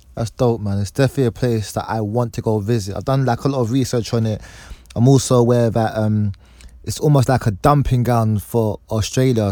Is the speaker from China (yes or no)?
no; Nigeria; as a Nigerian